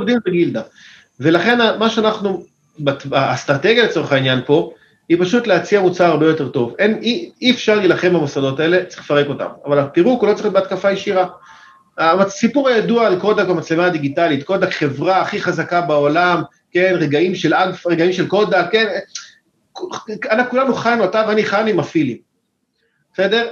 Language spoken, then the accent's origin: Hebrew; Israel; אני ישראלי, אמנם יש לי מקורות אמריקאים, משפחה קצת אמריקאית, אבל אני ישראלי לחלוטין